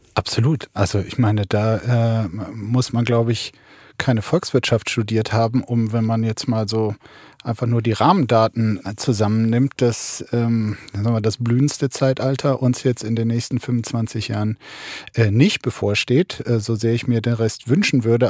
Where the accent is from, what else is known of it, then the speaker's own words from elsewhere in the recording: Brandenburg, Germany; bei uns in Brandenburg